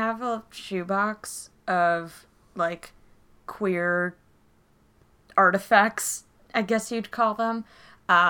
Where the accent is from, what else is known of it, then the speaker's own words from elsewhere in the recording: New Jersey, United States; I have lived in the Philadelphia area. I mean, South Jersey, but pretty much my entire life